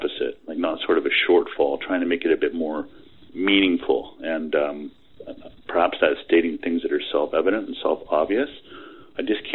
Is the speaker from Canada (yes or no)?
yes; Canada; I'm a Canadian, so I am universally polite